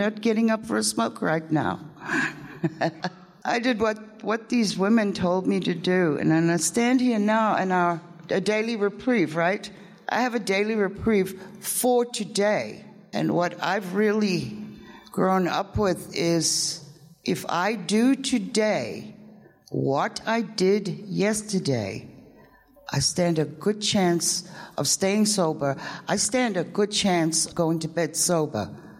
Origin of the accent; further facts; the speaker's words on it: England, United Kingdom; born there; I was born in England. It all started in 1962.